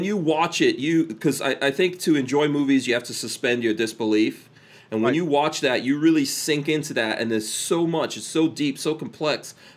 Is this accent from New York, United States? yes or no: yes; New York City, New York, United States; also born or lived in Guyana; I grew up in Far Rockaway, New York, very close to the beach